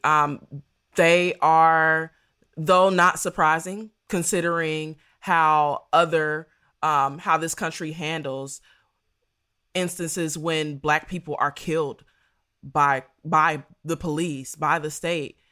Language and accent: English; Dayton, Ohio, United States; I'm from Dayton, Ohio